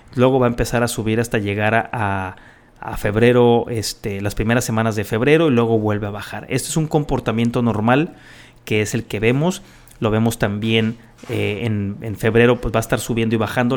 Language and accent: Spanish; Guadalajara, Jalisco, Mexico; moved away; yo nací en Guadalajara y tengo mucho, mucho, mucho aprecio por la gente en Guadalajara. Tengo mucha familia ahí